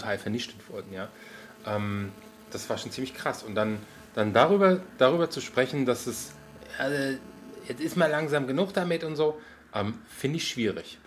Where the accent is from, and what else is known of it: Germany